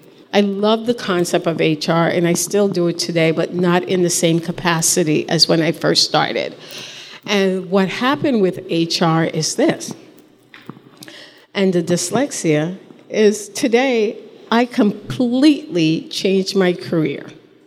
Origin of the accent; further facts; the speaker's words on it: Ireland; I'm a mom, I'm dyslexic, and I'm Irish.